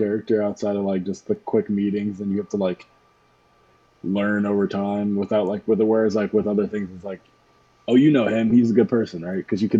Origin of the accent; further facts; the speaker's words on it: Pittsburgh, Pennsylvania, United States; also born or lived in Harrisburg / Georgia; Like, I was born in Harrisburg, then I moved from Harrisburg to Pittsburgh, and then from Pittsburgh to Georgia, and then from Georgia back to Pittsburgh.